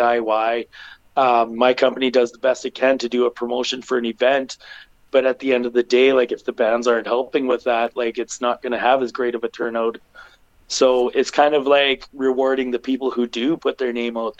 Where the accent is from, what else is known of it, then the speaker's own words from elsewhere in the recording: Portage la Prairie, Manitoba, Canada; I'm from Portage